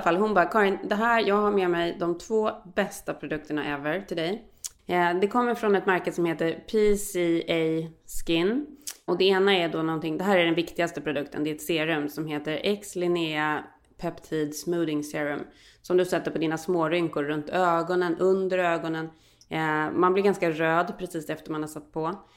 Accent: Sweden; moved away as an adult; also born or lived in United States; sen tog jag ju svenskt körkort när jag flyttade hem efter det

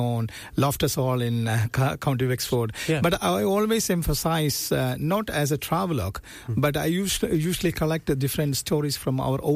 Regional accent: Kerala, India; first language Malayalam; English is a second language; moved away as an adult; also born or lived in Dublin, Ireland; now in Enniscorthy, Ireland; I'm from Kerala, India, southern state of India

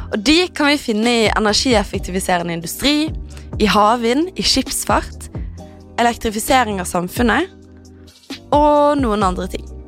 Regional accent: Bergen, Vestland, Norway; moved away; satt jeg hjemme i Bergen

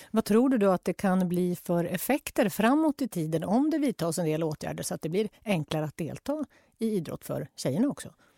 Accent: Jämtland, Sweden; jag växte upp i Jämtland

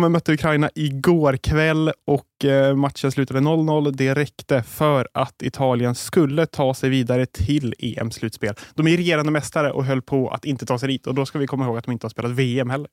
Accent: Sweden; oss som är svenskar

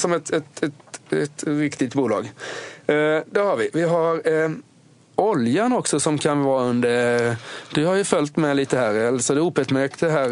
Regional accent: Sweden; Jag är från Småland

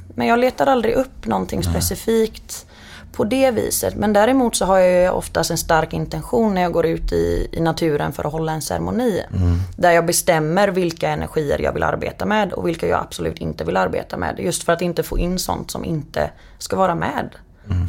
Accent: Partille, Västra Götaland, Sweden; now in Ljungskile, Sweden; jag växte upp utanför Göteborg i en liten ort som heter Partille

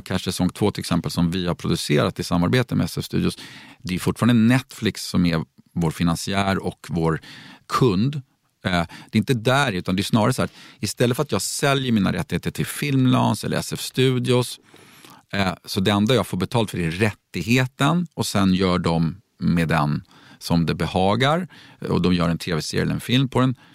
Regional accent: Stockholm, Stockholm County, Sweden; växte jag upp i ett riktigt medelklassområde utanför Stockholm som hette Gröndal

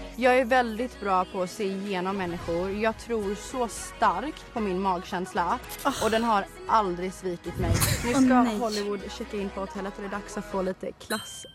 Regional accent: Borås, Västra Götaland, Sweden; jag kommer från Borås

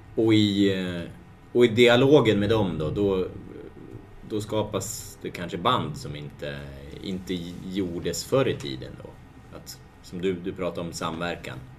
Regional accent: Hudiksvall, Gävleborg County, Sweden; jag kommer från Hudik

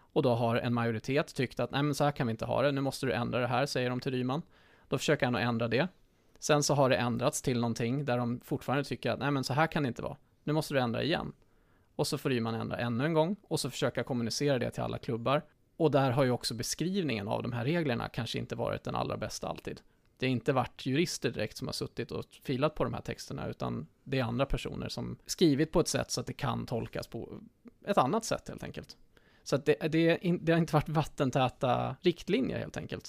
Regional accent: Västervik, Kalmar County, Sweden; min hemstad Västervik

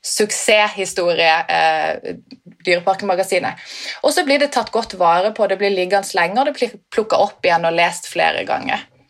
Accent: Sørlandet, Norway; som sørlending

